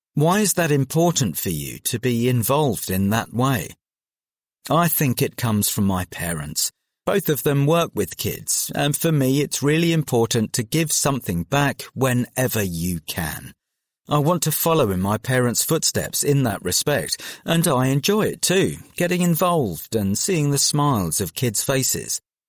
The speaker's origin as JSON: {"language": "English", "region": "London", "country": "United Kingdom", "tie": "born or raised there", "said": "Well, I grew up in South London, and it was a bit different for me because I didn't go out that much."}